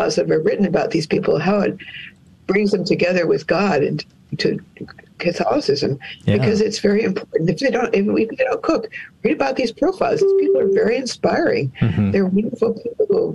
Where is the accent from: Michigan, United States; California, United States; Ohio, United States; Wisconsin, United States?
California, United States; I'm from California